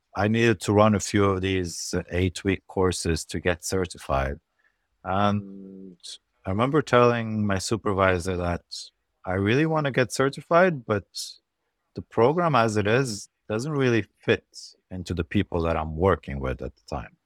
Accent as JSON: {"language": "English", "country": "Lebanon", "tie": "born or raised there", "also_born_or_lived": "Europe / Norway", "moved": "as an adult", "said": "I'm originally Lebanese. I grew up in Lebanon, and I moved from Lebanon when I was about nineteen to medical school in Europe"}